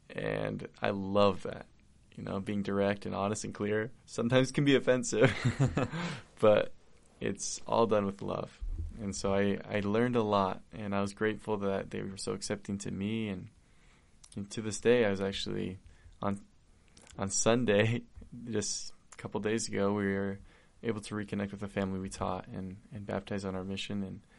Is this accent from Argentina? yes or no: yes; Argentina; accent: Argentine; English is a second language; You know, I'll never change my accent because I'm Argentine, right? Yeah. And, you know, I work with Hispanics now and I speak a lot of Spanish and they make fun of me